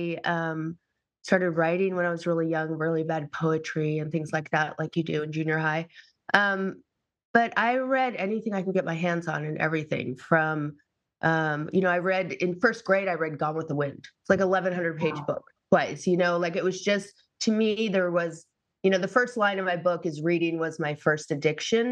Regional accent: Massachusetts, United States; I grew up in Massachusetts

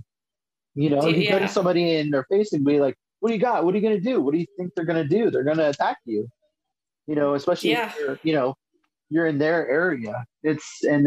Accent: Ephrata, Pennsylvania, United States; I'm from Ephrata, Pennsylvania, and we always used to go outside Reading, Pennsylvania

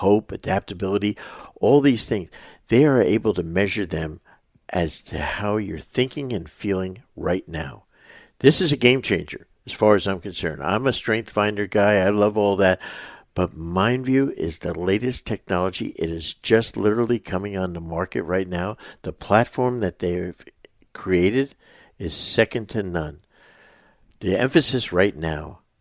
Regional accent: New Jersey, United States; moved away as an adult; We're two guys from North Jersey.

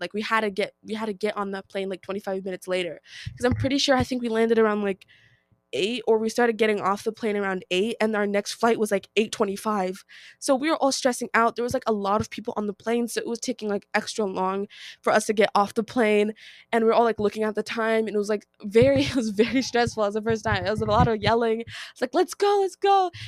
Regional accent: United States; I am Nigerian-American, so, like, my parents were born from Nigeria, but we were born in America

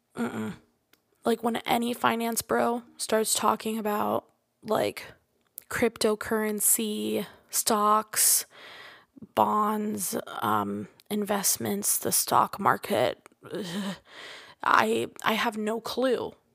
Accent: Florida, United States; I'm from Florida

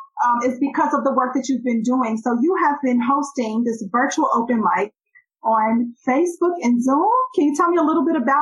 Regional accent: Cincinnati, Ohio, United States; moved away; I went home to my hometown of Cincinnati, and shout out to Ohio.

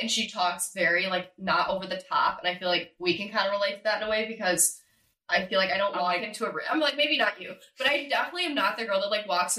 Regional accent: Midwest, United States; born or raised there

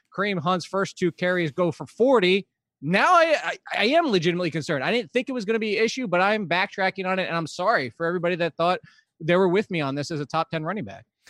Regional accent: New Jersey, United States; now in Virginia Beach, United States; We're originally from New Jersey

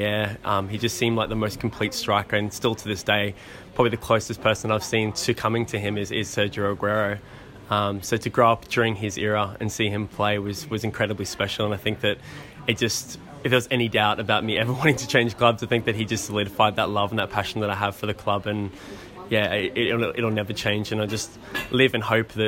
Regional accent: Australia; also born or lived in North East England / Gold Coast, Queensland; a kid growing up in Australia

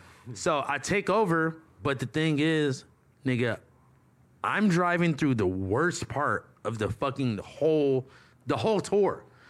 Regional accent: Hawthorne, California, United States; Growing up in Hawthorne was fun, bro.

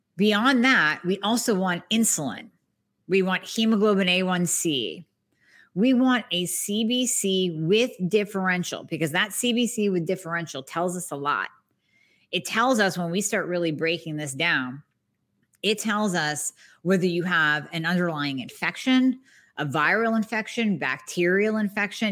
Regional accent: Erie, Pennsylvania, United States; born or raised there

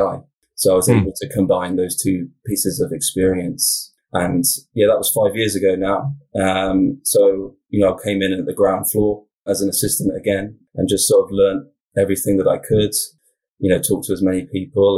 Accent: Wiltshire, South West England, United Kingdom; now in Oregon, United States; I'm from the UK originally. So I'm from Southwest England, kind of the county is called Wiltshire

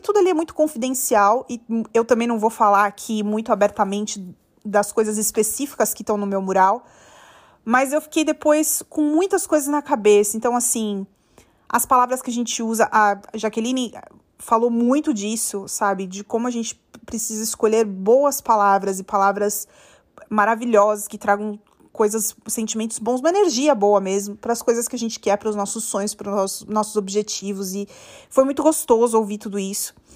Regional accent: Guarulhos, São Paulo, Brazil; eu sou de Guarulhos

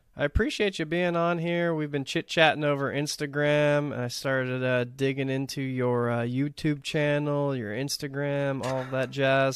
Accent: Texas, United States; also born or lived in Los Angeles area, California; now in California, United States; growing up in Texas

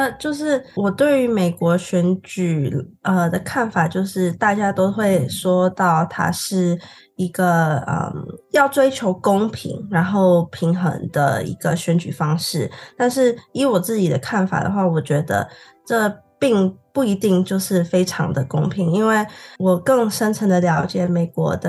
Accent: Singapore; moved away; 我是来自新加坡的同学。

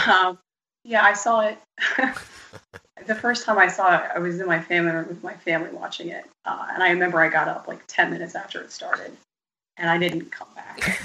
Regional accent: Pennsylvania, United States; From PA, from Pennsylvania.

